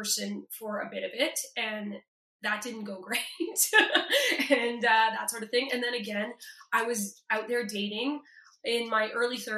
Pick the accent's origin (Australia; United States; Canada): Canada; Toronto, Ontario; I'm from Toronto